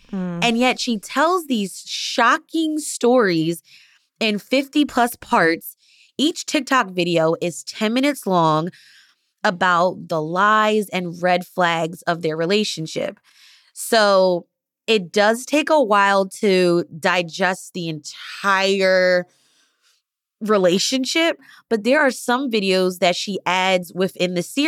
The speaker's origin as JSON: {"language": "English", "town": "Philadelphia", "region": "Pennsylvania", "country": "United States"}